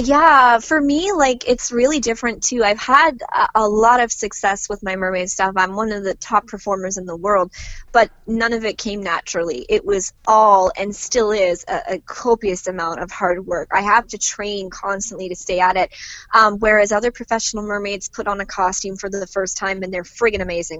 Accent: Canada; as a Canadian mermaid

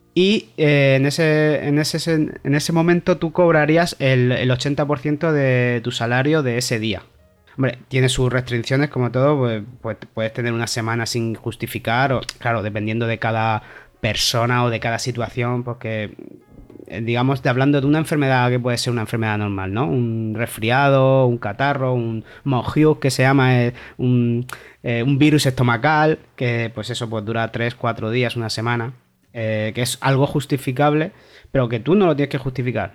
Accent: Callosa de Segura, Valencian Community, Spain; moved away as an adult; also born or lived in Torrevieja; now in Gothenburg, Sweden; soy de Alicante, de un pueblecito casi colindando con Murcia, que se llama Callosa de Segura, aunque he vivido mucho en Torrevieja.

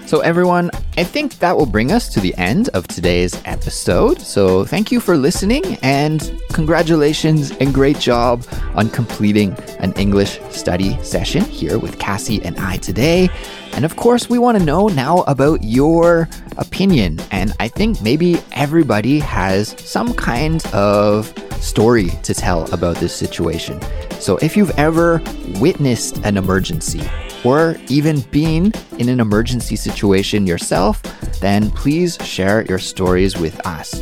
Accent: Canada; growing up in Canada

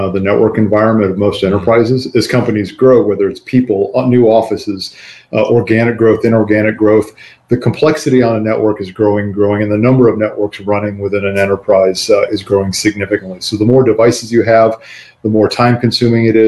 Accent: Midwest, United States; now in Dallas, United States; I live in Dallas, Texas right now. BackBox is headquartered here in Dallas. But I grew up in the Midwest

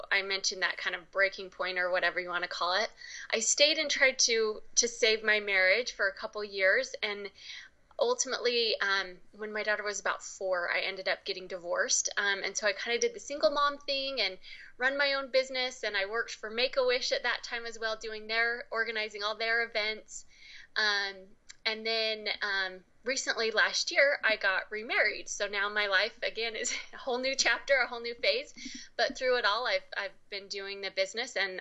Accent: Utah, United States; I grew up here in Utah

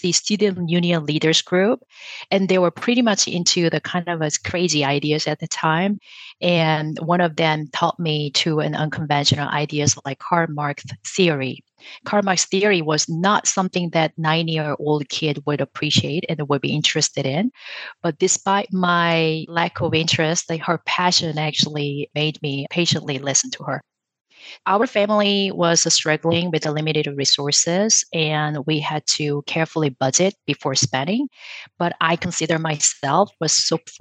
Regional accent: South Korea; moved away; I grew up in South Korea with my mom

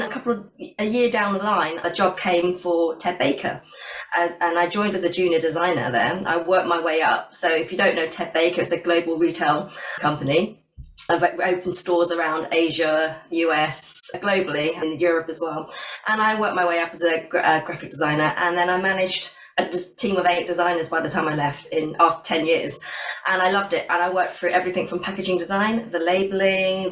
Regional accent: West Sussex, South East England, United Kingdom; moved away as an adult; also born or lived in London; I've moved back to down to my hometown in West Sussex, so near the coast

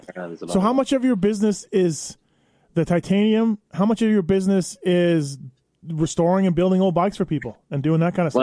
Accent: Canada; where you know I'm from Canada

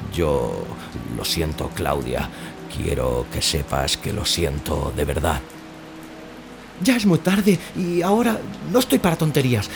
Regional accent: L'Hospitalet de Llobregat, Catalonia, Spain; moved away; yo soy nacido en Hospitalet de Llobregat, aunque ya hace muchos años que no vivo allí

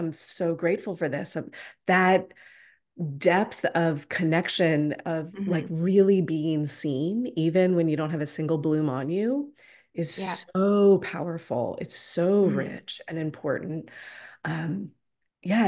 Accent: Atlanta, Georgia, United States; I'm in Atlanta. I was born and raised in Atlanta.

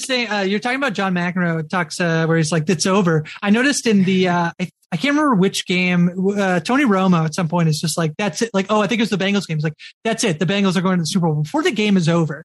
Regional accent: Canada; the lone canadian in this crew

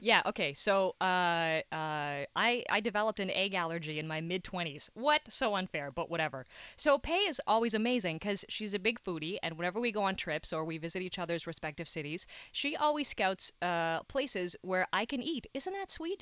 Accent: Timmins, Ontario, Canada; also born or lived in Toronto; now in Montreal, Canada; I'm actually technically from a little part of Timmins called South Porcupine

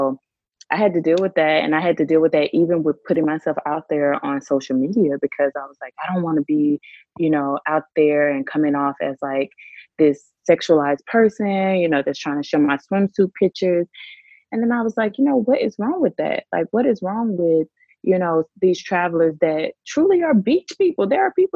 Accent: Mississippi, United States; moved away as an adult; also born or lived in Washington, D.C.; now in Hanoi, Vietnam; I grew up in Mississippi

